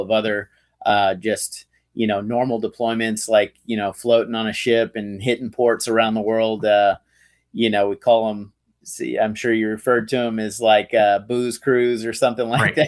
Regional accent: Tyler, Texas, United States; moved away; I'm from Texas. I, I grew up in East Texas in a little town called Tyler.

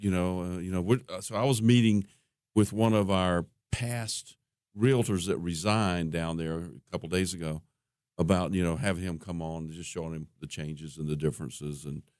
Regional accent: Columbus, Ohio, United States; moved away; And I grew up in Columbus

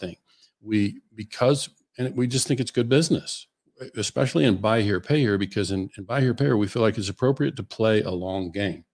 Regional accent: Western Oklahoma, United States; I grew up in Western Oklahoma

